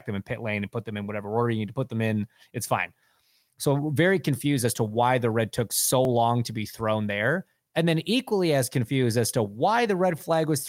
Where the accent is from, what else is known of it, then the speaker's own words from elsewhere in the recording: Canada; I'm Canadian